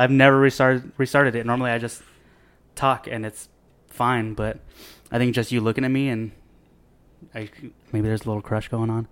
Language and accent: English; Bakersfield, California, United States; I'm from Bakersfield